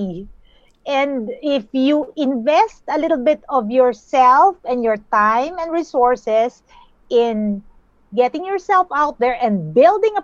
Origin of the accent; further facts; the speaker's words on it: Philippines; I'm from the beautiful islands of the Philippines